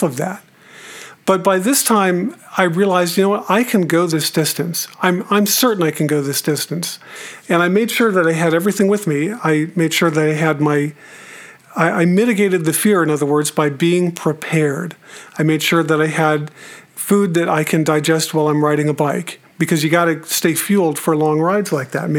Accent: Tucson, Arizona, United States; growing up in Tucson, I've mentioned before that I grew up there

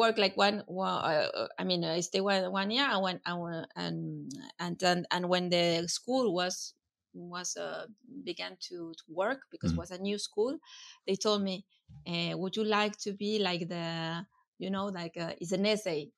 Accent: Patagonia, Argentina; English is a second language; moved away as an adult; also born or lived in Buenos Aires, Argentina; now in Valence, France; I was from Patagonia

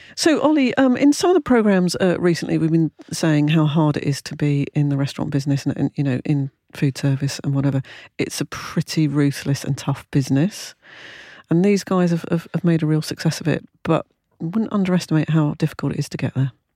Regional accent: London, United Kingdom; moved away; when I was born in Clapham, which I'm afraid to say was in the early sixties

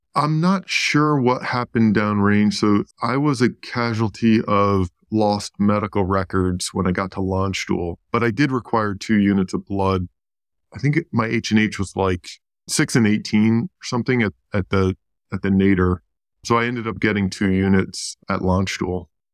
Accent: New York, United States; I grew up in New York

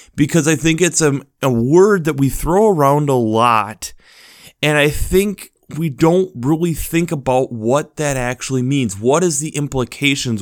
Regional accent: United States; as an American citizen

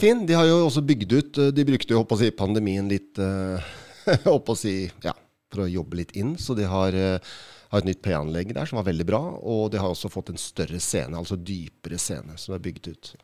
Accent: Oslo, Norway; jeg er fra Oslo

